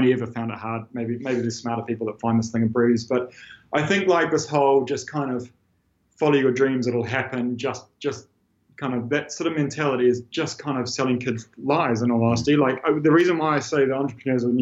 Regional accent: New Zealand; moved away as an adult; I'm this guy from New Zealand

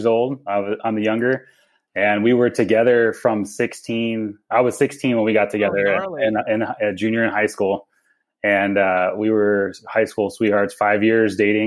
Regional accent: Avalon, California, United States; now in Boise, United States; I grew up in Southern California on Catalina Island

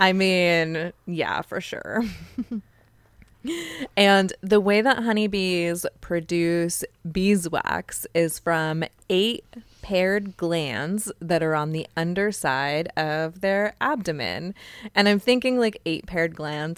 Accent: Joshua Tree, California, United States; I grew up in Joshua Tree, California, which is in San Bernardino County

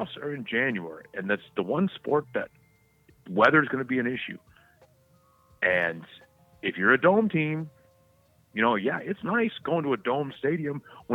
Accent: Charlotte, North Carolina, United States; now in Los Angeles, United States; growing up in Charlotte, dude, my mom would take me to the Shrine Bowl

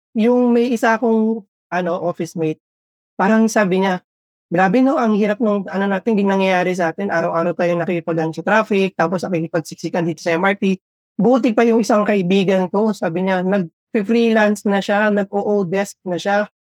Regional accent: Philippines; moved away as an adult; also born or lived in Saudi Arabia; Filipino kami that you can go back to Philippines

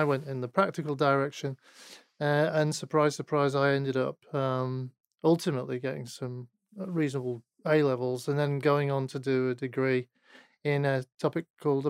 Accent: Manchester, North West England, United Kingdom; So I was born in Manchester.

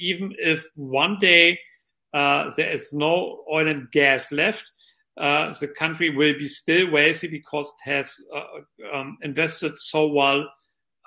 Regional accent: Lower Saxony, Germany; moved away; I'm of German origin, and the world's largest car manufacturer, Volkswagen, is located in my home state of Lower Saxony in Germany.

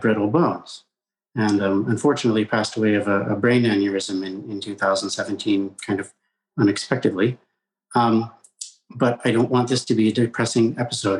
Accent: Colorado, United States; I grew up in Colorado in mainstream public schools, K through 12.

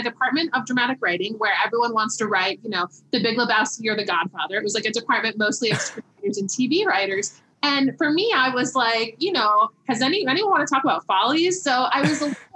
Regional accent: South Florida, United States; moved away as an adult; now in New York, United States; I grew up in South Florida

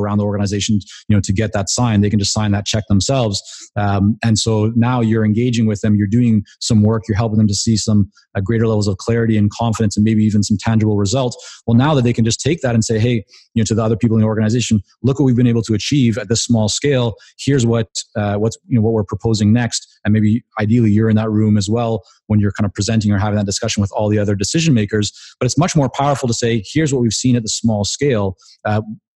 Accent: Canada; I'm Canadian.

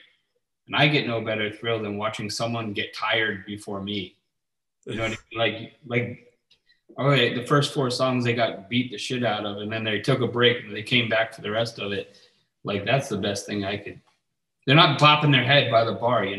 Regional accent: New York City, New York, United States; now in Florida, United States; I grew up in New York City, like hardcore, New York hardcore stuff

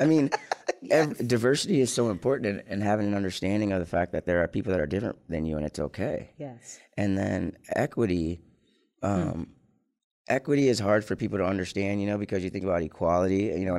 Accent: Lansing, Michigan, United States; also born or lived in Ann Arbor, Michigan; I born and raised in Lansing, Michigan. I went to Waverly High School in the 90s

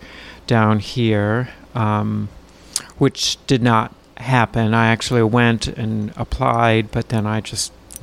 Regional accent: Duluth, Minnesota, United States; I grew up in Duluth

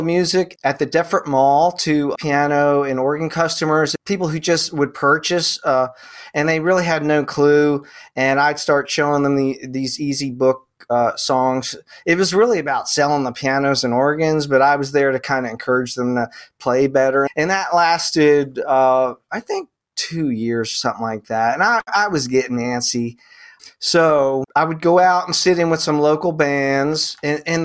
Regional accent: Mantua, New Jersey, United States; I grew up in the Jersey farms, the tomato farms and peach farms

